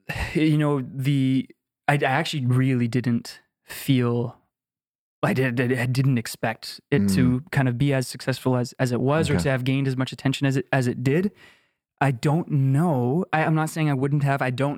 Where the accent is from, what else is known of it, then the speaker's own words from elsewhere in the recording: Canada; And I'm so grateful to be, have grown up in this incredible country.